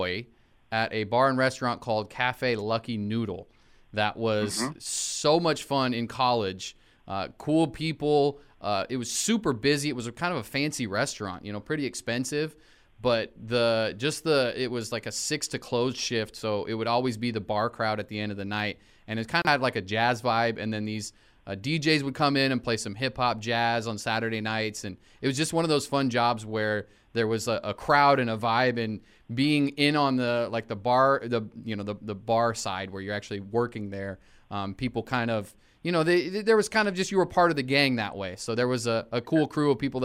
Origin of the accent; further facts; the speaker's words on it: Corvallis, Oregon, United States; my hometown of Corvallis, Oregon